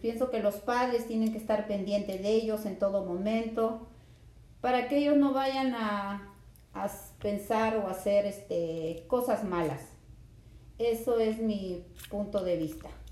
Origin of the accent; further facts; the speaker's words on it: Lima, Peru; Yo nací en Lima, Perú